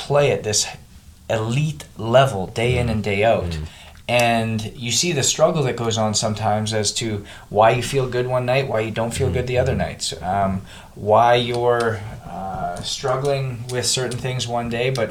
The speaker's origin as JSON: {"language": "English", "country": "Canada", "moved": "as an adult", "lives_now": "United States", "said": "I came from Canada, played junior in Canada, came down to the U.S. on a scholarship"}